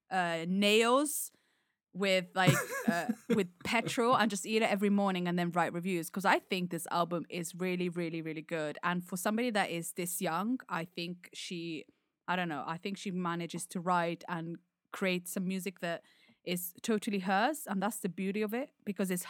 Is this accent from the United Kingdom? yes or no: yes; United Kingdom; As a Brit.